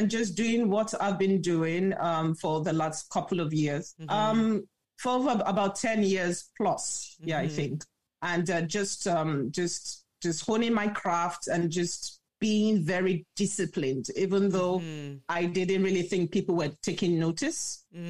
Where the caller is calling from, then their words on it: Lagos, Nigeria; Lagos, Nigeria.